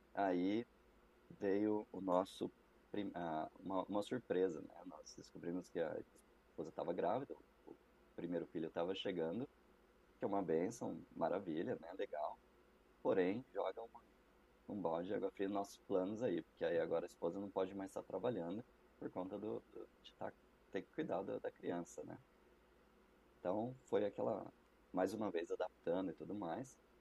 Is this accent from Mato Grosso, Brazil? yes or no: no; Campinas, São Paulo, Brazil; moved away as an adult; now in Canada; Eu, eu sou de Campinas, interior de São Paulo.